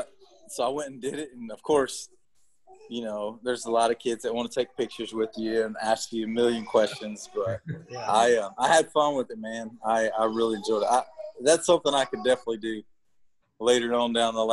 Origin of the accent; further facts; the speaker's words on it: Gilmer, Texas, United States; also born or lived in Nashville / Austin; we moved to Gilmer, which is my hometown area where I grew up